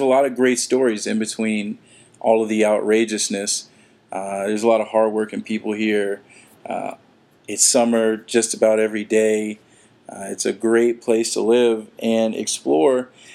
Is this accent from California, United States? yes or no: no; Atlanta, Georgia, United States; now in Florida, United States; I'm originally from Atlanta, uh, and I've been here for some time